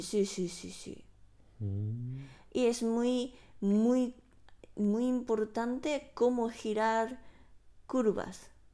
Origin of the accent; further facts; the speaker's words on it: Japan; Spanish is a second language; now in Spain; siendo una japonesa